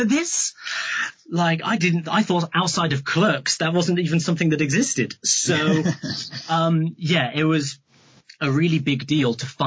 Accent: Wells, South West England, United Kingdom; I'm from Somerset in the UK, which is – it's in the south.

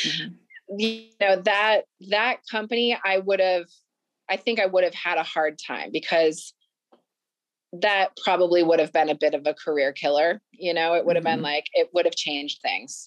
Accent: Vermont, United States; I'm from Vermont.

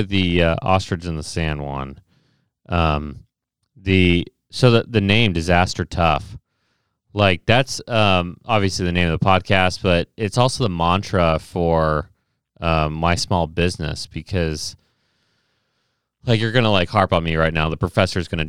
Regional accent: Ohio, United States; I'm from Ohio

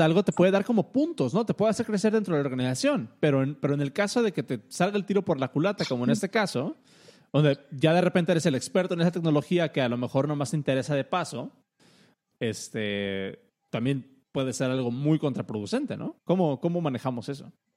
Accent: Mexico; a nosotros como mexicanos o como latinos

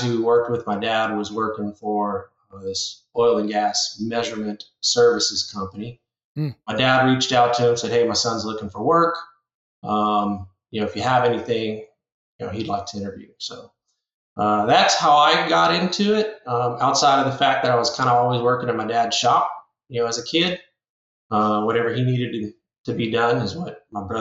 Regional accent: Sunset, Louisiana, United States; moved away as an adult; also born or lived in Colorado; now in Lafayette, United States; born and raised South Louisiana, little town called Sunset.

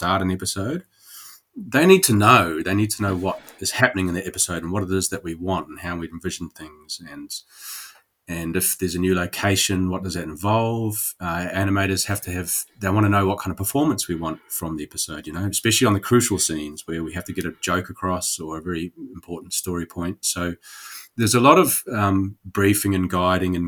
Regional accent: New Zealand; moved away; I am Kiwi.

